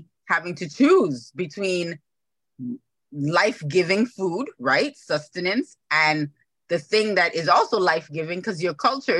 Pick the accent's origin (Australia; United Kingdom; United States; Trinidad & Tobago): Trinidad & Tobago; I'm from Trinidad and Tobago